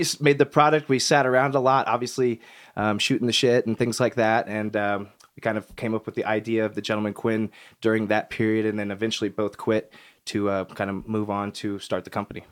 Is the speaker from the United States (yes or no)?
yes; Kansas City, United States; moved away; growing up in Kansas City